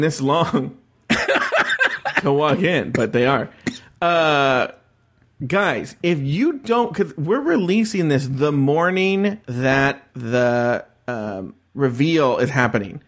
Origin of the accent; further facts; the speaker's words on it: Los Angeles, California, United States; I'm a podcaster from Los Angeles, California